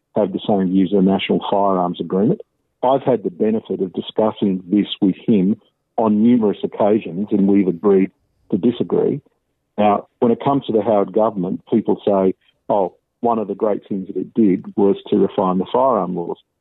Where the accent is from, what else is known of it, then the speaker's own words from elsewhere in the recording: Wollongong, New South Wales, Australia; also born or lived in Sydney; I was born in Sydney in 1962, and I was adopted at birth. I grew up in Wollongong.